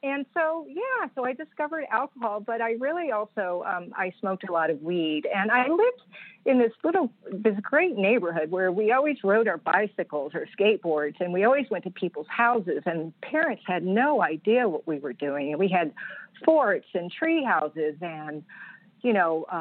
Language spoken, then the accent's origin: English; Nashville, Tennessee, United States; now in Virginia, United States; I grew up in Nashville, Tennessee